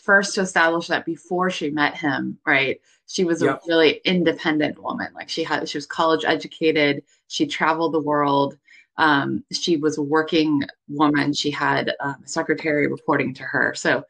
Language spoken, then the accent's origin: English; Sonoma County, Northern California, United States; I'm from Northern California. I live in Sonoma County, and I grew up here.